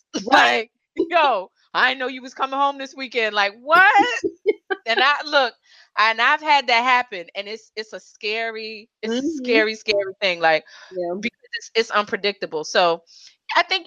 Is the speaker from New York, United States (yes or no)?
yes; New York City, New York, United States; I'm a New Yorker